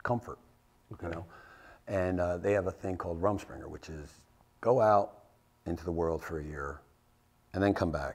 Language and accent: English; New Jersey, United States; I'm from Jersey